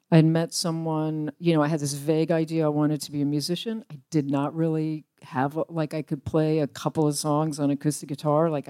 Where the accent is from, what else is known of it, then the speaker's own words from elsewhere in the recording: Richmond, Virginia, United States; I grew up in Richmond, Virginia.